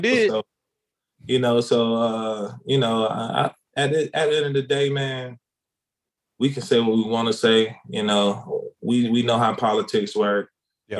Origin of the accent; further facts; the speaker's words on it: South Carolina, United States; moved away as an adult; also born or lived in Kansas / Boise, Idaho; now in Dallas, United States; growing up in small city of South Carolina